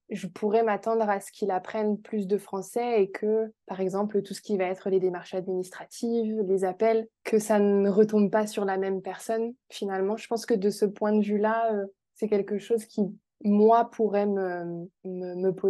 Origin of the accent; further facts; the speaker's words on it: France; accent: French; je crois que ça fait longtemps que mon accent français euh, n'est plus présent en anglais.